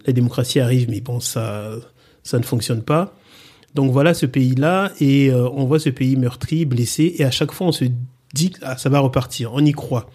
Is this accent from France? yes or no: no; Republic of the Congo; moved away; je suis né donc euh, au Congo et euh, j'ai grandi dans ce pays-là